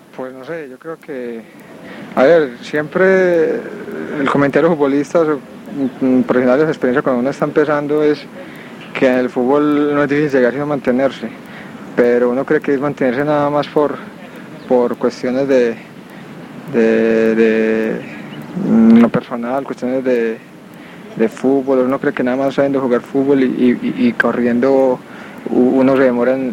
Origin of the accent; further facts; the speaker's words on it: Colombia; also born or lived in Medellín / Cali; aquí en Colombia estamos en un país muy violento